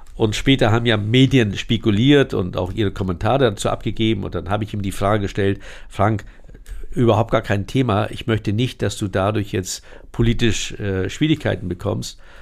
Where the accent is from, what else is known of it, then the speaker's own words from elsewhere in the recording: Hamburg, Germany; Moorburg, dort, wo ich geboren bin